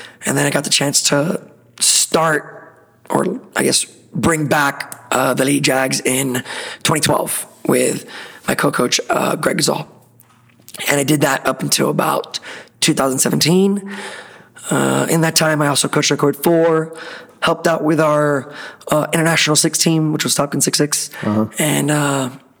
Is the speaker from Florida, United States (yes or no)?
yes; Miami, Florida, United States; born and raised in Miami. Been there my whole life